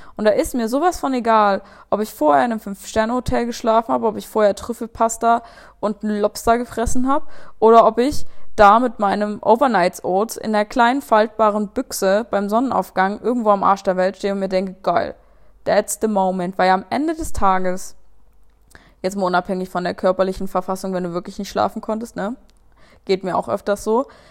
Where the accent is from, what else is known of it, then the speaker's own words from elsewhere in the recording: Saxon Switzerland, Saxony, Germany; die sächsische Schweiz ist groß und ist mega geil und ich bin so dankbar dafür, da aufgewachsen zu sein